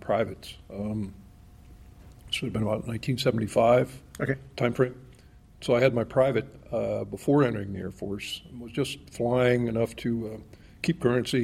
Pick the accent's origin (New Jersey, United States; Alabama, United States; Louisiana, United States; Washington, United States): Louisiana, United States; Lafayette; also born or lived in Bogota, Colombia; now in Tucson, United States; growing up down there